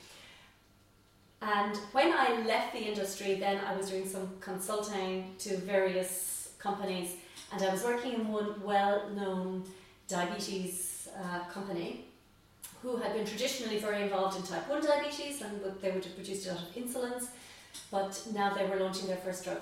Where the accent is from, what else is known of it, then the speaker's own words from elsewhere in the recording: Tipperary, Munster, Ireland; also born or lived in Cork; I come from Tipperary